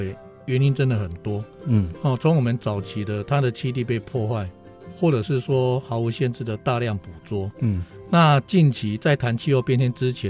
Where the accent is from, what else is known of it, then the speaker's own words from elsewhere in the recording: Taichung, Taiwan; 所以就像我们台中那边有樱花钩吻鲑，嗯嗯，只有你们这边才有。